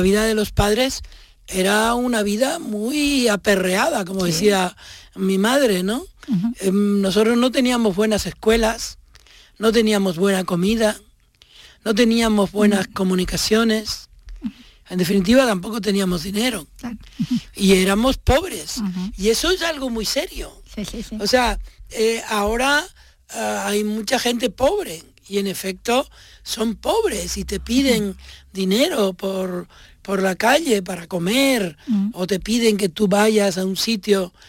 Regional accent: Tenerife, Canary Islands, Spain; moved away; Tenerife, porque ese es mi pueblo, y ese que yo describo es mi barrio

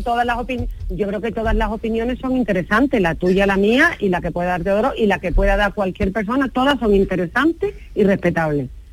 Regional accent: Jerez de la Frontera, Andalusia, Spain; Estoy en Jerez de las Fronteras, eh, en mi tierra

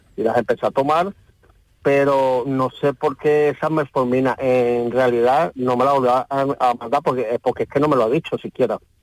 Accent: Venezuela; moved away as an adult; now in Spain; yo soy venezolano y vine con unos medicamentos de Venezuela a España

